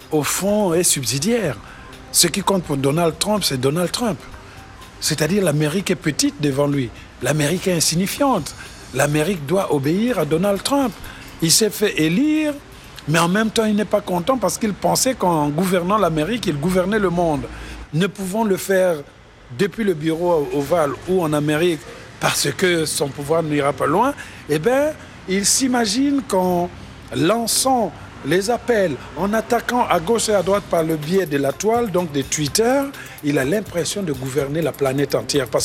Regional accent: France; Mais dès lors qu'ils avaient su que je suis professeur à l'université, que je venais de France

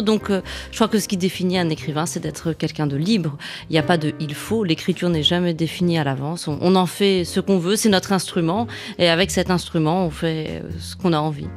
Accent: Rabat, Rabat-Salé-Kénitra, Morocco; j'ai grandi à Rabat au Maroc

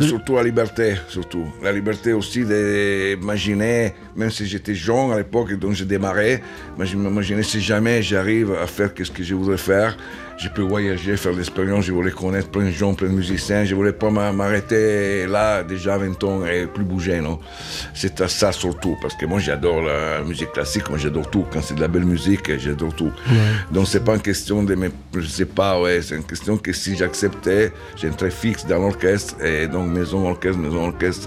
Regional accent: Turin, Piedmont, Italy; French is a second language; moved away as an adult; je suis né à Turin

